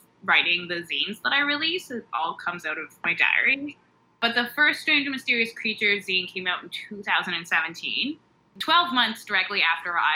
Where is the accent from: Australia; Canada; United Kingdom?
Canada; Lindsay, Ontario; also born or lived in Toronto; I'm from Lindsay, Ontario.